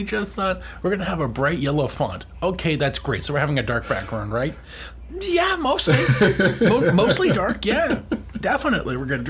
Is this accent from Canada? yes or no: yes; Canada; we're Canadian.